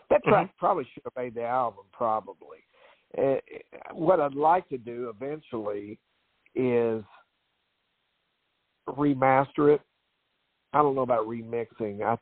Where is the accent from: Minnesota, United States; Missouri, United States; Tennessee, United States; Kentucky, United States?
Kentucky, United States; Louisville; But but I would go to Louisville because I'm from Louisville originally